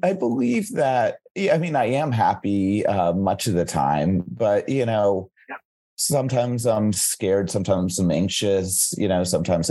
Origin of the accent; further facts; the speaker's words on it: North Carolina, United States; now in Chicago, United States; I'm originally from North Carolina in the East Coast of the United States